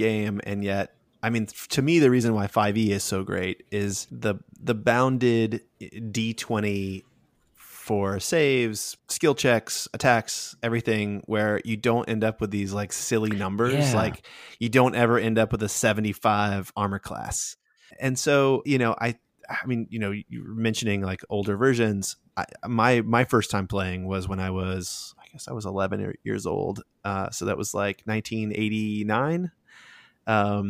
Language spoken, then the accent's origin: English; Okinawa, Japan; I grew up in Okinawa, Japan, and so I was on a military base.